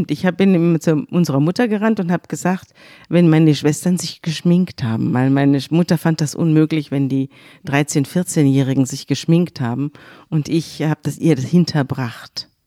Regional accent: Bavaria, Germany; Gerade wir kommen ja aus Bayern, da heißt ja jeder zweite Josef.

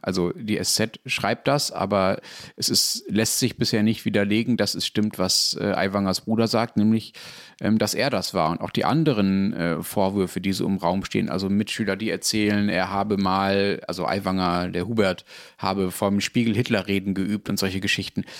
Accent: Germany; als Deutscher

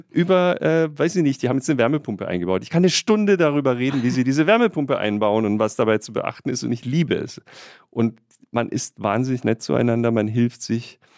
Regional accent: Bretten, Baden-Württemberg, Germany; born or raised there; now in Berlin, Germany

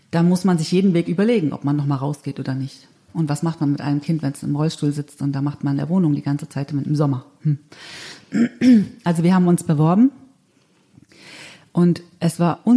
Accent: Thuringia, Germany; Okay, also ich bin in Ostthüringen aufgewachsen, also habe sozusagen die ganz normale DDR-Schule durchlaufen

